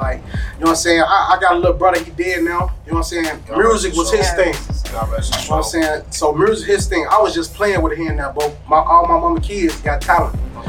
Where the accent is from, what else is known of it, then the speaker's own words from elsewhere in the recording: Chicago, Illinois, United States; I'm from Chicago, born and raised.